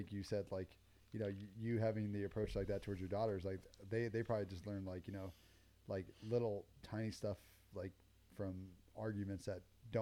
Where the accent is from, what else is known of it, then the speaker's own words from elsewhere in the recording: Palmdale, California, United States; I grew up in Palmdale, Lancaster, not the greatest neighborhood